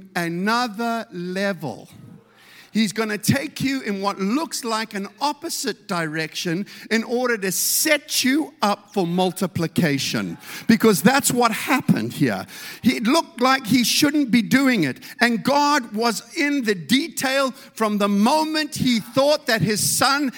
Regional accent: South Africa; I come from South Africa

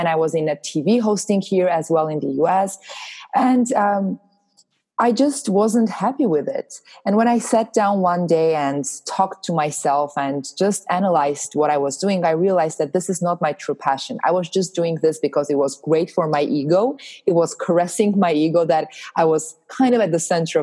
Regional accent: Armenia; moved away as an adult; now in Los Angeles, United States; I'm originally from Armenia. I moved to Los Angeles about 4 years ago

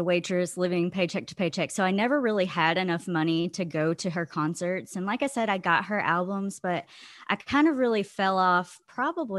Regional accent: Georgia, United States; now in Holland, Michigan, United States; I am from Holland, Michigan, originally from Georgia, but moved up north like 15 years ago

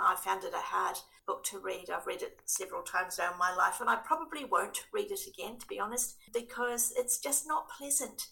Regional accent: Christchurch, Canterbury, New Zealand; moved away as an adult; now in Wellington, New Zealand; I'm born and bred in Christchurch, have lived in Wellington for quite some years now.

